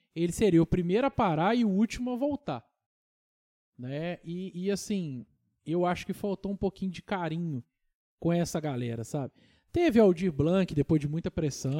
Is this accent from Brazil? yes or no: yes; Tocantins, Minas Gerais, Brazil; eu sou do Tocantins original